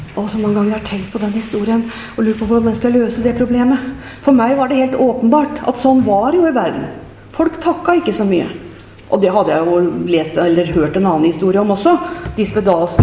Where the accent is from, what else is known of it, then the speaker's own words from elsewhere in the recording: Nøtterøy, Vestfold, Norway; also born or lived in Trøsberg; menighetshuset hjemme på Teie på Nøtterøy, der jeg har vokst opp